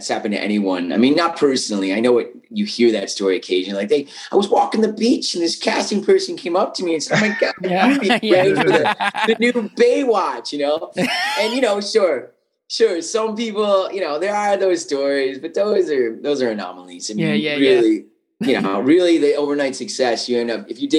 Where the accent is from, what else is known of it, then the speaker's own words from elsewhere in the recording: Buffalo, New York, United States; moved away as an adult; also born or lived in Cleveland, Ohio; I was from Buffalo